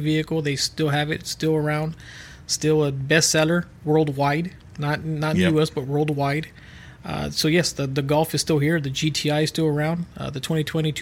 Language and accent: English; Peñitas, Texas, United States; I am from the area. Sorry, I live in Penitas.